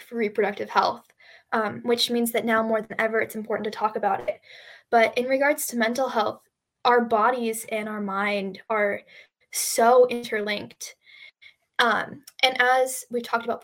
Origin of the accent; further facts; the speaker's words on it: North Central Washington, United States; I'm from North Central Washington